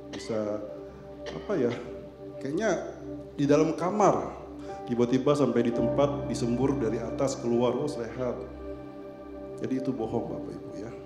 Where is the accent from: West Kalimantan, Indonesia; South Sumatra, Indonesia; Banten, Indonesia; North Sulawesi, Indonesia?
South Sumatra, Indonesia; Palembang; Karena saya orang Palembang, entah kenapa saya menemukan bahwa kitab Yunus ini diterjemahkan dalam bahasa Palembang.